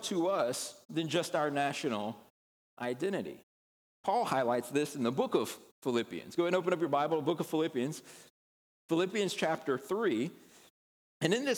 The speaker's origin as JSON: {"language": "English", "country": "United States", "said": "we are proud of being Americans."}